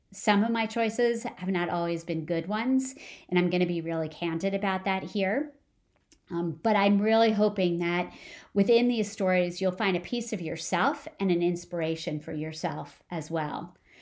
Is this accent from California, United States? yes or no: no; New Jersey, United States; moved away; I grew up in New Jersey. I grew up about twenty minutes from the George Washington Bridge